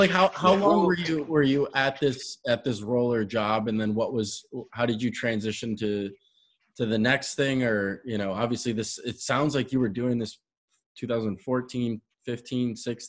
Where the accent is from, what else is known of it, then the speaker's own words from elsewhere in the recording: Wolcott, Connecticut, United States; I was raised in Connecticut, about 20 minutes west of Hartford.